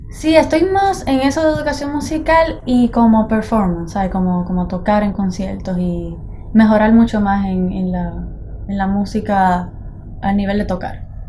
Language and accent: Spanish; Juncos, Puerto Rico; moved away as an adult; now in Boston, United States; soy de Juncos, Puerto Rico